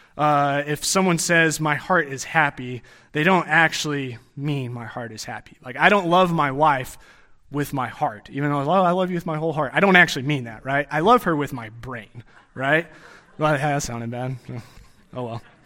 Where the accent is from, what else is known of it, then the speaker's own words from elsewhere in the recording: Texas, United States; growing up in Texas